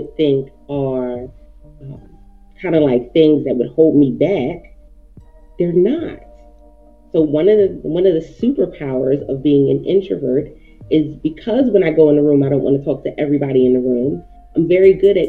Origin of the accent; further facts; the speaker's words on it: Philadelphia, Pennsylvania, United States; I'm born and raised in Philly